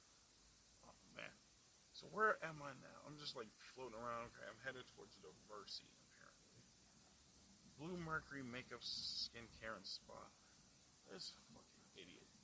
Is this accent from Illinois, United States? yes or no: yes; Chicago, Illinois, United States; I'm from the Southside